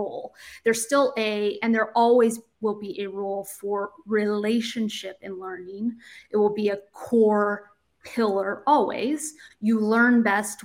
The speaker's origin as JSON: {"language": "English", "region": "Indiana", "country": "United States", "tie": "born or raised there", "moved": "as an adult", "lives_now": "Boston, United States", "said": "My origins and kind of where I grew up is in a very rural community in Indiana. So I'm from the Midwest"}